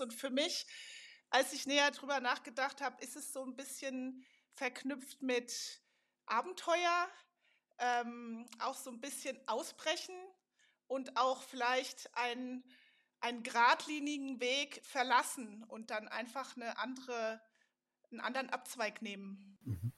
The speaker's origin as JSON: {"language": "German", "town": "Darmstadt", "region": "Hesse", "country": "Germany", "tie": "born or raised there", "also_born_or_lived": "Karlsruhe / Münster / Switzerland / Montreal, Canada", "moved": "as an adult", "said": "ich bin nämlich sogar original aus Darmstadt. Ich bin in Darmstadt"}